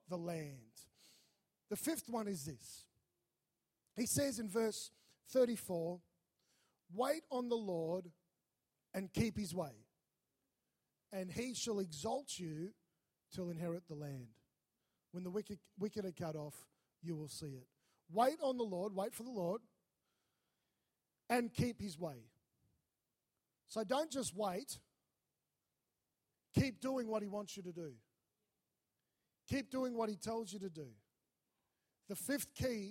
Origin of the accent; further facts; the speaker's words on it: Melbourne, Victoria, Australia; moved away as an adult; also born or lived in North Queensland; I was from Melbourne